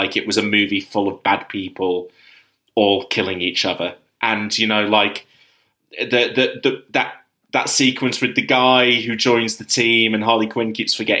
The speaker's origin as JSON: {"language": "English", "country": "United Kingdom", "said": "speaking as a Brit"}